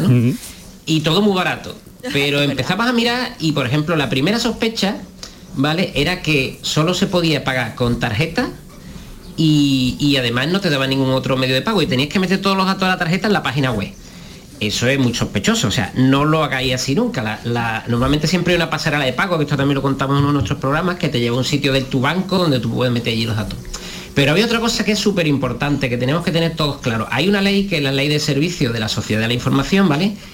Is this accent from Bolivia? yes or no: no; Andalusia, Spain; accent: Andalusian